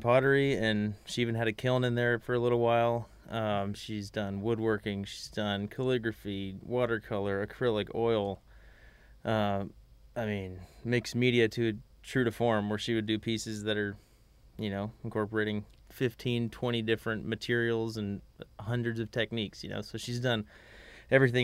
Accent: Magnolia, Texas, United States; I'm from Magnolia, Texas

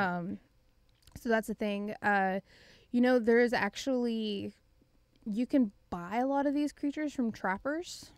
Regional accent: Gatesville, Texas, United States; I grew up in a pretty small town, uh, it was Gatesville, Texas

